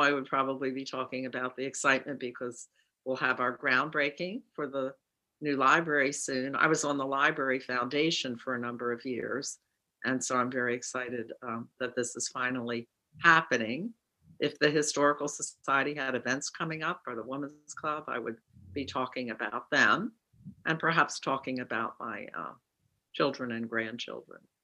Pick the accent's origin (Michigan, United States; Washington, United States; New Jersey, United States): New Jersey, United States; Cranbury; also born or lived in Collingswood, New Jersey; I won't know anybody in my hometown